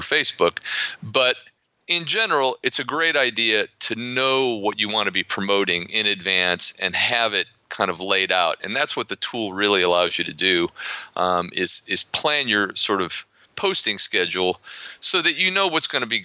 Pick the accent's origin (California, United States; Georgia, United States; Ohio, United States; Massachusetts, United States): Ohio, United States; accent: American; also born or lived in Florida; now in Poland; I grew up in Ohio, but I've spent most of my life living in the Sun Belt, principally Florida